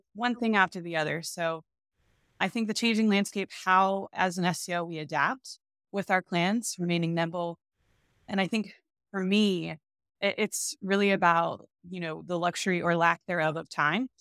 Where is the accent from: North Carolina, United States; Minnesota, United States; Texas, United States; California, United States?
Texas, United States; moved away as an adult; also born or lived in Milwaukee, Wisconsin; I born and raised in Texas